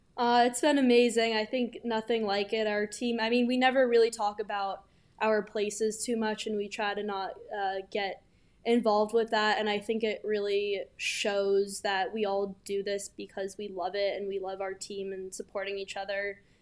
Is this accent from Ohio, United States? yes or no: no; New York City, New York, United States; moved away as an adult; now in Norton, United States; I'm from New York City, Manhattan specifically. Grew up there my whole life